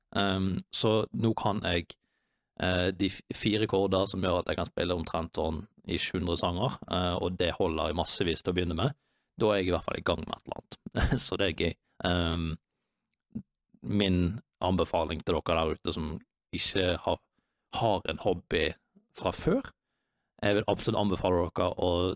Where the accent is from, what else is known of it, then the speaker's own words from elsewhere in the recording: Bergen, Vestland, Norway; moved away; hjem til Bergen, der jeg er fra